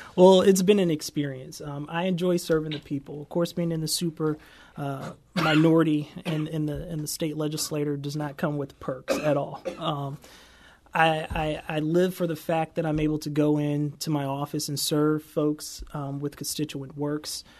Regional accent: St. Louis, Missouri, United States; also born or lived in Washington, D.C.; I am a son of Saint Louis. I grew up in North Saint Louis City

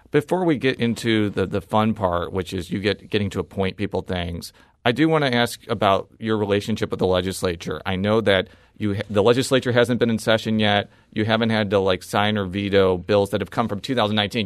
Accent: Illinois, United States; now in Missouri, United States; I was born and raised in Illinois

